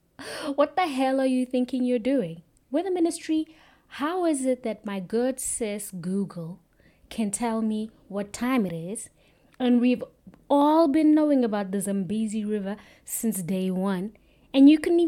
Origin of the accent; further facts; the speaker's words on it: South Africa; I'm South African